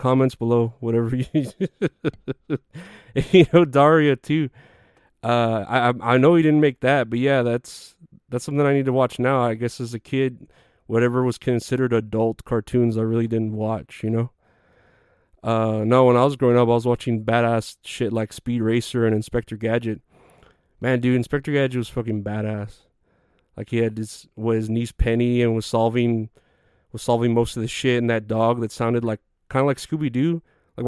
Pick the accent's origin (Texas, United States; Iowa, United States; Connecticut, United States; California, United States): Texas, United States; I'm from Texas